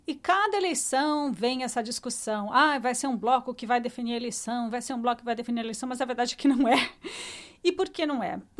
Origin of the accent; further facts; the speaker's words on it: Brazil; eu sou brasileiro, eu sou lá hispana?